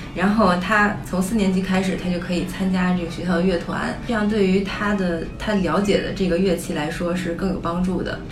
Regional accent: China; now in United States; 因为我们小时候在中国的时候

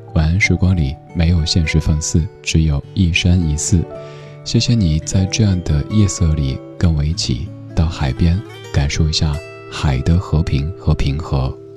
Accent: Sichuan, China; moved away; 作为一个四川人

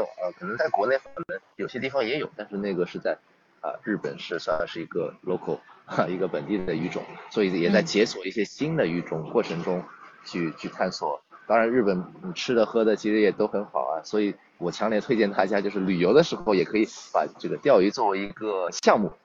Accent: Toronto, Ontario, Canada; also born or lived in Nantong, China; now in China; 我小的时候，我父母其实移民到多伦多，加拿大，所以我在加拿大长大的 对，很小就过去了，五六岁就过去了

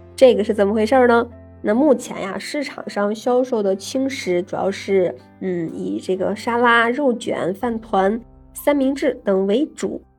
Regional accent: China; 我们中国人

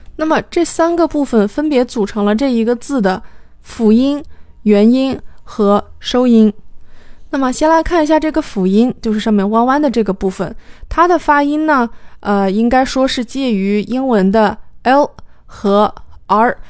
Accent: China; 对于我们中国人来说

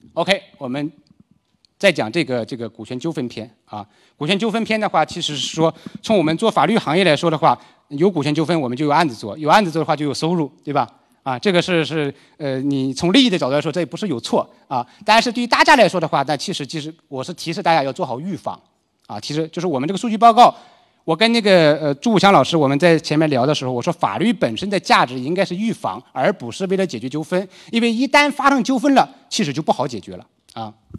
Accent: Liaoning, China; moved away; 包括我的老家辽宁

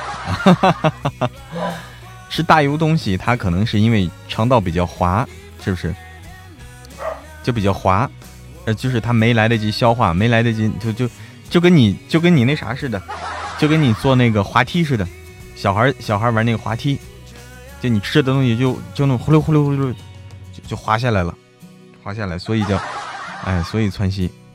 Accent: Hebei, China; also born or lived in Guangdong; now in Chengdu, China; 我是河北人

